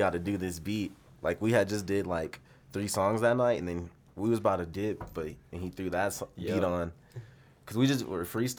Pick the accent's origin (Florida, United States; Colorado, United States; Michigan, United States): Colorado, United States; Aurora; also born or lived in Denver / Baltimore; I'm from Colorado. I mainly grew up in, like, Aurora, Denver type shit.